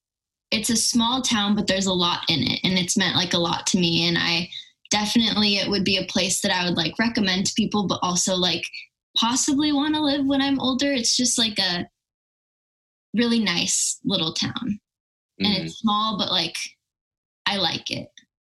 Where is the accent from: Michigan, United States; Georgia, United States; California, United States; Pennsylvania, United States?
California, United States; Brea; I moved around a lot like when I was really young, but I've been living in Brea, California, which is in Northern Orange County, since I was 5. So I would consider that like my home.